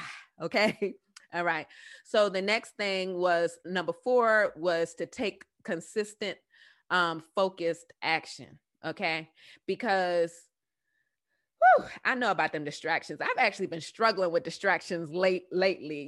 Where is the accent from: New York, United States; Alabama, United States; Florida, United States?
New York, United States; New York City; accent: southern drawl; moved away; also born or lived in Southern United States; I'm originally from the Bronx